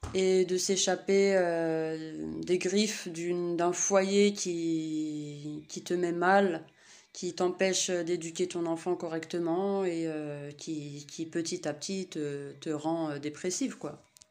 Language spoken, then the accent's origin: French; Saint-Denis, Île-de-France, France; Je suis née à Saint-Denis